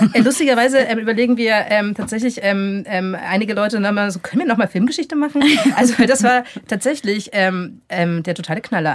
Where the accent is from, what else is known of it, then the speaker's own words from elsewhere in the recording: near Augsburg, Bavaria, Germany; ich bin in der Nähe von Augsburg aufgewachsen